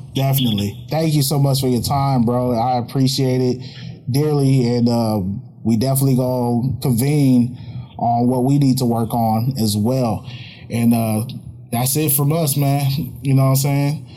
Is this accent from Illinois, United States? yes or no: no; Oakland, California, United States; I grew up out here in Oakland